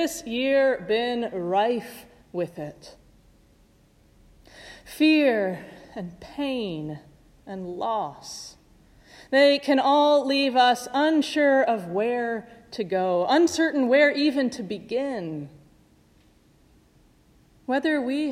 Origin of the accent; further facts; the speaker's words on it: Midwest, United States; moved away; Growing up in the Midwest